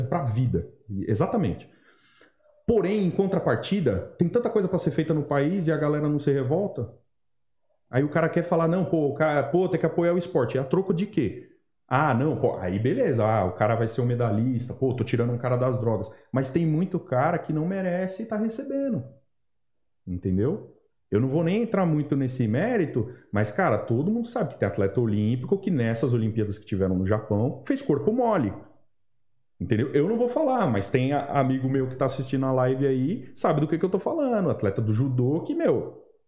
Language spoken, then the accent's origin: Portuguese; Brazil; sendo brasileiro